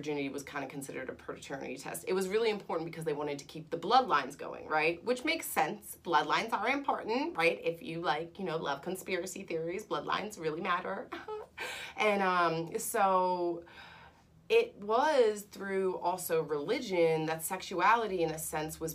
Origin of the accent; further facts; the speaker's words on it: United States; I'm American